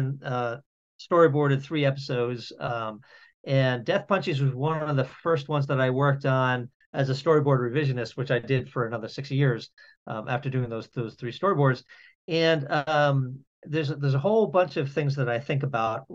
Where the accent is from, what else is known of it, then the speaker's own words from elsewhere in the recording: outside Boston, Massachusetts, United States; As a child of the 70s and the 80s, growing up outside Boston